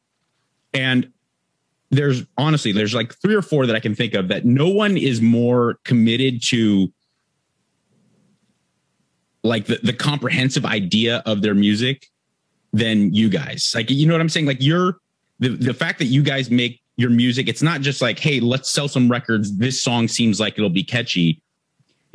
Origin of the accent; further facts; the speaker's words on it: Southern California, United States; I'm from Southern California, not necessarily like a beach town